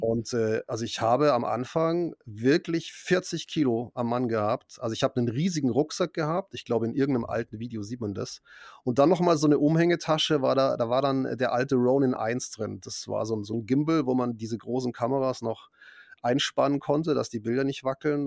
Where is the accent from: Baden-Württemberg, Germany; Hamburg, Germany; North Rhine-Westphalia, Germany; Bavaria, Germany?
Bavaria, Germany; Munich; ich bin ja wirklich in Bayern aufgewachsen